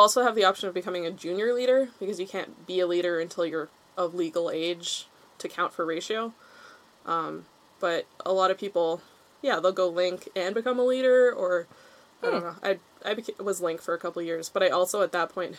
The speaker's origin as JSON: {"language": "English", "area": "North Shore", "region": "British Columbia", "country": "Canada", "tie": "born or raised there", "said": "Forest knowledge is, like, Girl Guides and also just growing up on the North Shore."}